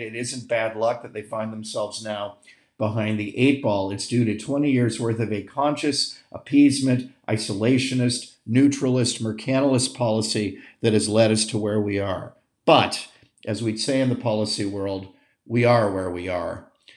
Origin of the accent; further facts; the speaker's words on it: United States; moved away as an adult; also born or lived in Scotland / England / Holland / Berlin; now in Milan, Italy; I'm an American